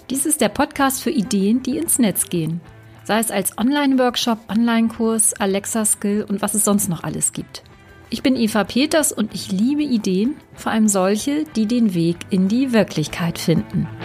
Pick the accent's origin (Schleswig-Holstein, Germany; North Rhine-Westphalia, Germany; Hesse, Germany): Schleswig-Holstein, Germany; Lübeck; born there; Und ich habe heute einen Gast aus meiner Geburtsstadt. Und zwar ist das Sibylle aus Lübeck.